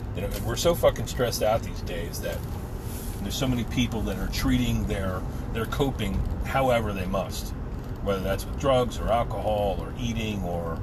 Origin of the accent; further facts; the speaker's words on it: New Jersey, United States; now in Pennsylvania, United States; One of my brothers I grew up with in New Jersey